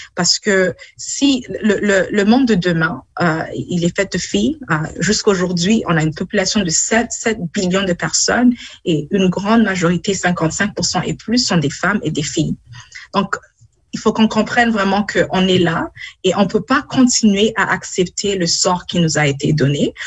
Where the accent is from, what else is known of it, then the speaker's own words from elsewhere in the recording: Burundi; now in London, Canada; je suis née au Burundi, j'ai vécu au Burundi. Euh, on a vécu dans la guerre quand j'étais au mhm. Burundi